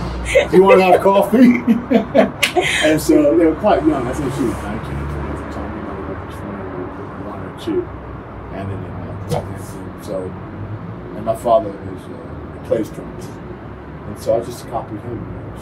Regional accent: Wichita Falls, Texas, United States; Well, I'm from Wichita Falls, Texas, and my father was classical music conductor, and my mom was a show dancer

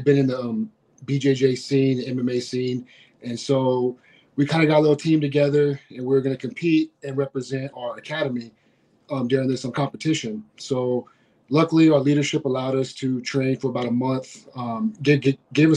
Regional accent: Schertz, Texas, United States; I moved back to my hometown of Schertz

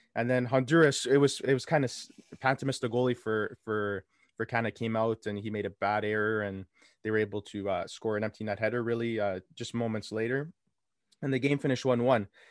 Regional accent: Canada; we're from Canada, born and raised here

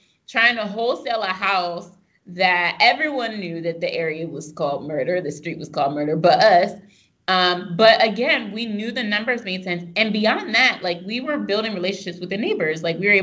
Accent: Pennsylvania, United States; I'm from the sticks in Pennsylvania

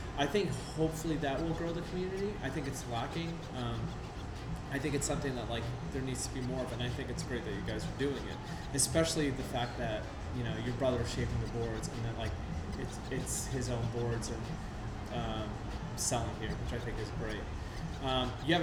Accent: New York City, New York, United States; moved away; I grew up in the New York City skateboarding scene

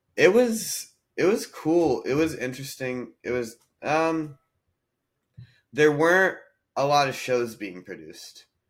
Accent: North Carolina, United States; moved away as an adult; also born or lived in Nashville, Tennessee / India (ancestry); now in Los Angeles, United States; I I grew up in North Carolina and then I mm. went to mm. college in Nashville, Tennessee.

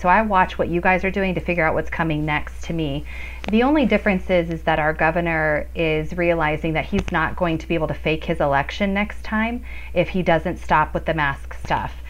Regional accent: Colorado, United States; I'm a you know a fourth generation Coloradan.

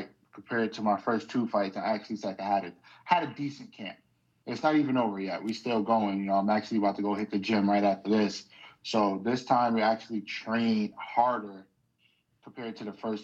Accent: New York City, New York, United States; now in Western Massachusetts, United States; I'm originally from New York. I always got to let it be known. I'm from Brooklyn, New York

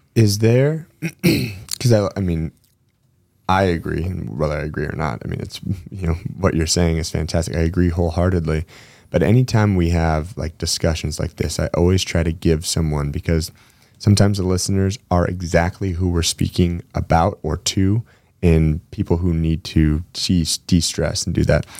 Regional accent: Spokane, Washington, United States; now in Gig Harbor, United States; we grew up together in Spokane before I moved over to the gig harbor side

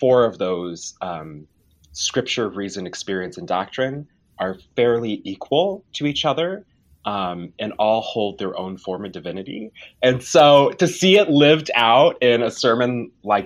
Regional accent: Bartonville, Illinois, United States; now in Bloomington, United States; I grew up in Bartonville, Illinois, which is right outside of Peoria, but I moved to Bloomington for school.

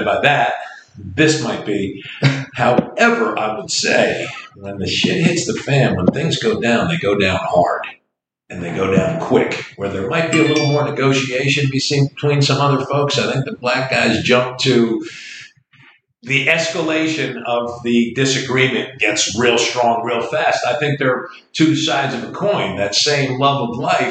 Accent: New Jersey, United States; moved away; we moved here from Jersey together

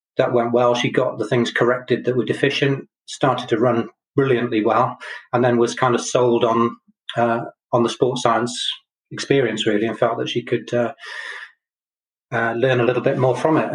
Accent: Chepstow, Wales, United Kingdom; moved away as an adult; also born or lived in Brighton; I grew up in Chepstow

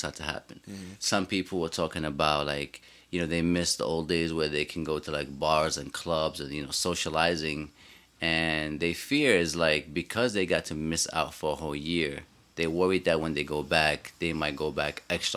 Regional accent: New York City, New York, United States; as a New Yorker

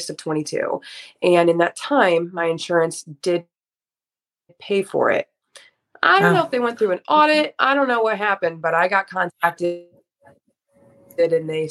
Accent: Fort Wayne, Indiana, United States; I'm 31 years old and I am from Fort Wayne, Indiana.

